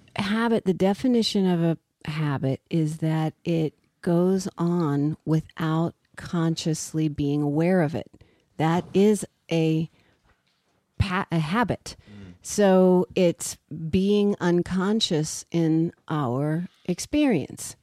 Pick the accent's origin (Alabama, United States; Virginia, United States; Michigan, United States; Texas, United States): Virginia, United States; Richmond; I grew up in Richmond, Virginia